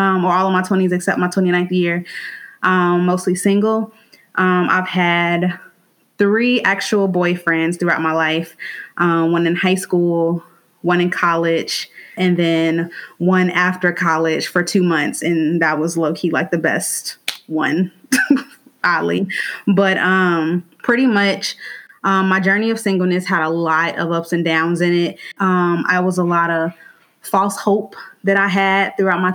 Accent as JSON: {"language": "English", "town": "Gary", "region": "Indiana", "country": "United States", "moved": "yes", "lives_now": "Indianapolis, United States", "said": "I'm from Gary, Indiana, but I live in Indianapolis right now"}